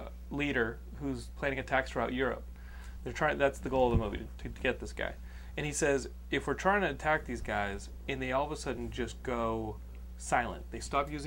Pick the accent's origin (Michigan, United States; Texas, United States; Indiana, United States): Texas, United States; born or raised there; accent: southern; moved away as an adult